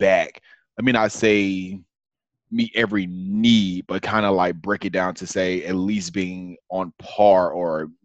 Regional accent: Atlanta, Georgia, United States; moved away as an adult; now in Memphis, United States; I currently reside in Memphis, Tennessee, but I am originally from Atlanta, Georgia, born and raised all my life.

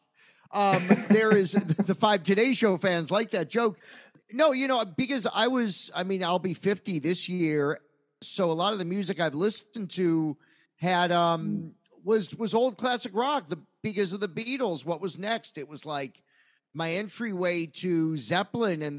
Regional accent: United States; as an American who was real patriotic at the time

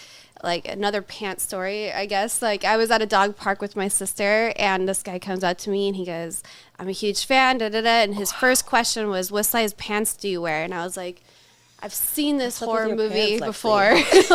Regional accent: Los Angeles, California, United States; also born or lived in Louisiana / Chicago; now in Colorado, United States; I'm from Louisiana. Okay. I grew up for the most part in Los Angeles.

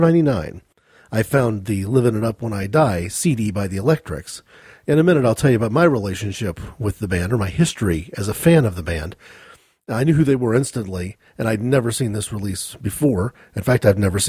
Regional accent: United States; As an American, though, I didn't encounter any of that initial Scottish background

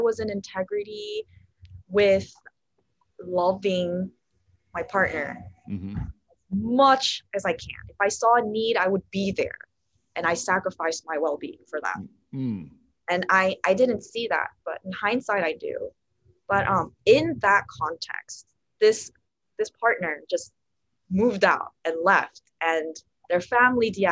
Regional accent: La Crescenta, California, United States; I was born in a city a little north of Los Angeles called La Crescenta here in California

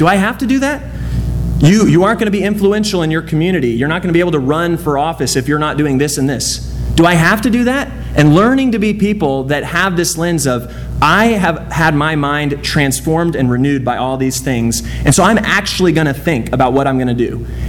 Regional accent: Dallas, Texas, United States; I grew up in Dallas. I gotta like the Cowboys.

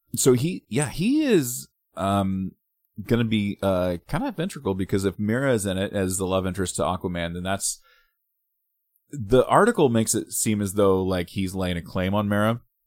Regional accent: Littletown, Oregon, United States; I grew up in Littletown, Oregon

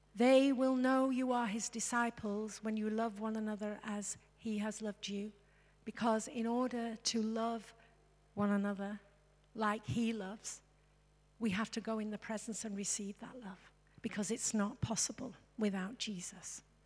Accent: England, United Kingdom; I'm English.

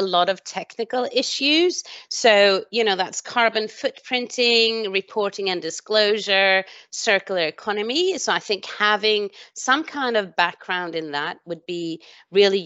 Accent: Sweden; now in United Kingdom; I was born in Sweden

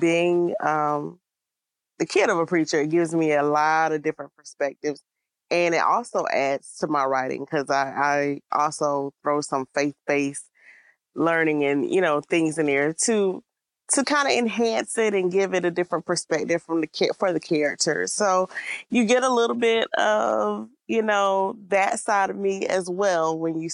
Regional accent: Albany, Georgia, United States; I'm originally from Georgia

